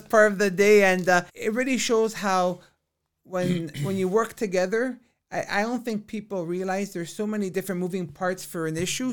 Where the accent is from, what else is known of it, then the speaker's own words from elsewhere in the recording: Vaughan, Ontario, Canada; growing up in Vaughan has been a blessing of my life.